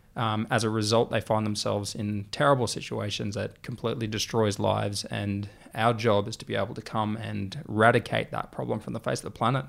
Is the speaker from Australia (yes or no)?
yes; Australia; the way we communicate as an Australian